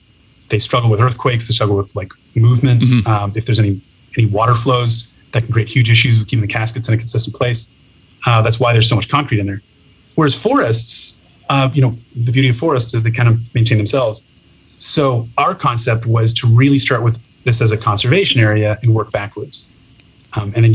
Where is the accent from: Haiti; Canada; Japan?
Canada; Toronto, Ontario; moved away as an adult; now in San Francisco, United States; I'm originally from Toronto, Canada, moved down to San Francisco in 2016.